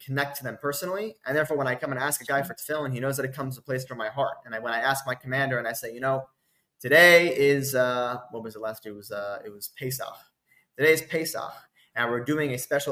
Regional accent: United States; now in Israel; I'm an American, I'm an Israeli, I'm a soldier, I'm a commander.

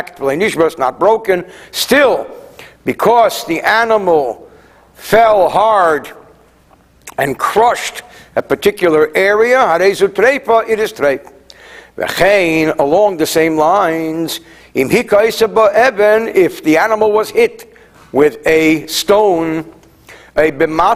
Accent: New Jersey, United States; also born or lived in France; I come from New Jersey

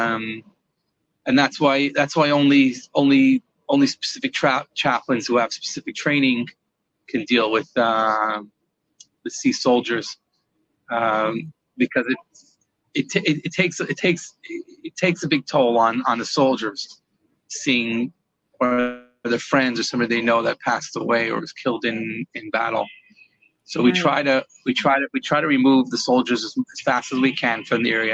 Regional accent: Morristown, New Jersey, United States; moved away as an adult; now in Israel; I was born in Morristown, New Jersey. I grew up all my childhood and yeshiva

